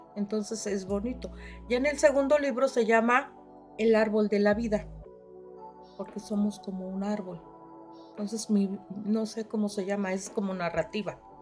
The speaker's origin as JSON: {"language": "Spanish", "town": "Yautepec", "region": "Morelos", "country": "Mexico", "said": "Yo vengo de Yautepec, de la colonia Paracas"}